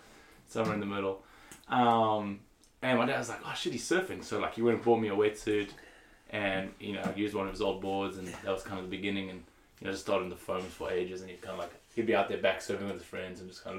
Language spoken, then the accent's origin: English; Cape Town, Western Cape, South Africa; moved away as an adult; But I grew up in Cape Town.